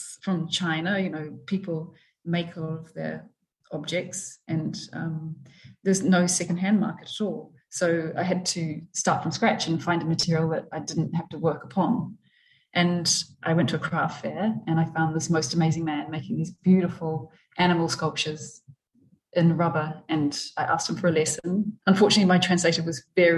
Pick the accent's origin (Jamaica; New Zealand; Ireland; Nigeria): New Zealand; New Plymouth, Taranaki; I was born in New Plymouth